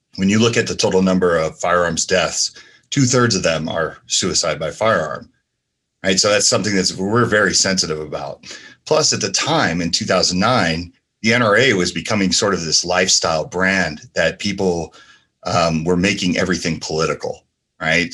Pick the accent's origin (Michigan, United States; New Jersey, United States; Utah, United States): New Jersey, United States; Asbury Park; also born or lived in San Francisco, California; now in Las Vegas, United States; I grew up in New Jersey and, uh, you know, Asbury Park, New Jersey, and San Francisco, California